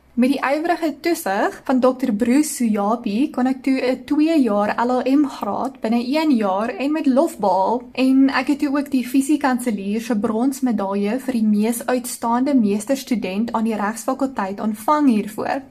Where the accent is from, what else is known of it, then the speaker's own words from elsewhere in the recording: Ceres, Western Cape, South Africa; ek het groot geword op die Desuitse onderontwikkelde kant van die spreekwoordelike treinspoor in Ceres.